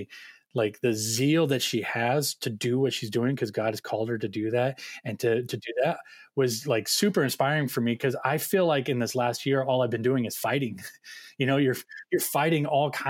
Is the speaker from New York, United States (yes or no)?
no; Orange County, California, United States; I grew up in Orange County